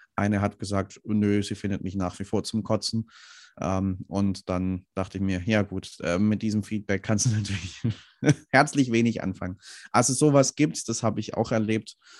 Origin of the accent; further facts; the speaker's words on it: Swabia, Germany; Ich komme aus dem Schwabenland, da ähm, sagt man ganz gern, ähm, nicht gemeckert ist genug gelobt.